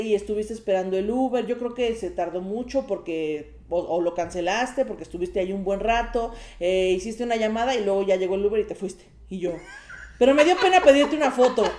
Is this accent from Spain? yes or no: no; Coacalco, State of Mexico, Mexico; born or raised there